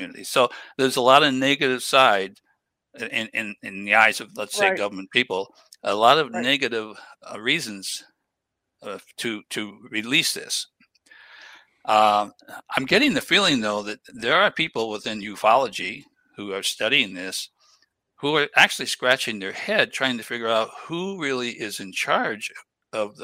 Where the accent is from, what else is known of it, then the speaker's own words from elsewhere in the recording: New England, United States; I grew up in New England area